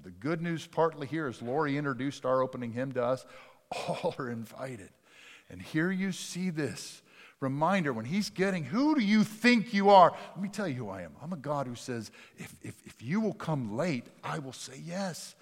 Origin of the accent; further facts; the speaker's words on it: Jackson, Mississippi, United States; accent: Dutch; also born or lived in Richland / Pennsylvania; I grew up in South Jackson